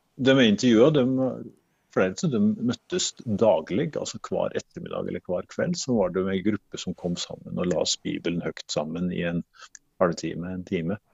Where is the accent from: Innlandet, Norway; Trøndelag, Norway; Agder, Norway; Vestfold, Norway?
Innlandet, Norway; Vågå; jeg er født i, på Lalm i Vågå, så det er Nord-Gudbrandsdalen